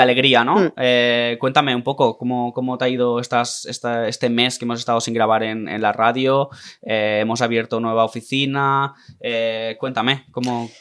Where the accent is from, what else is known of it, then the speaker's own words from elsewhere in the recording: Tarragona, Catalonia, Spain; also born or lived in Cambrils; somos de Tarragona